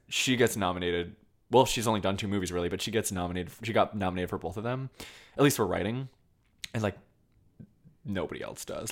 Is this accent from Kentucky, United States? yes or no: no; Colchester, Vermont, United States; moved away; I'm from Colchester.